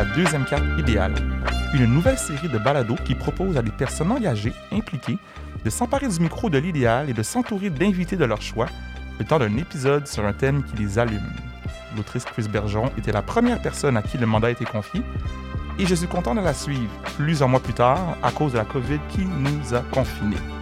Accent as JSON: {"language": "French", "town": "Montreal", "region": "Quebec", "country": "Canada", "said": "toi et moi, on vient d'Anjou"}